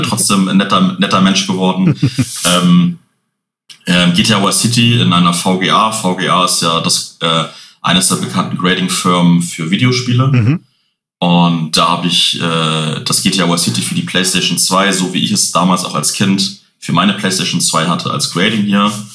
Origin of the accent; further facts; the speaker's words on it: Hamburg, Germany; bin Hamburger Jung, hier geboren, bis jetzt auch da geblieben